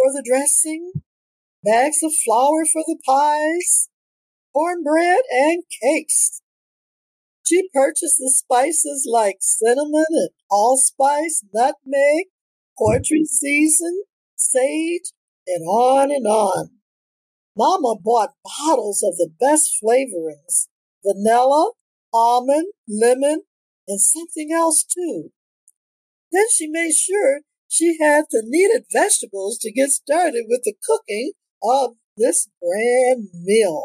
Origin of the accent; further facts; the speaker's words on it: Detroit, Michigan, United States; also born or lived in Toronto, Ontario, Canada; I was born on October the 11th, 1942 in Toronto, Ontario, Canada. And I migrated to Detroit, Michigan as a young child.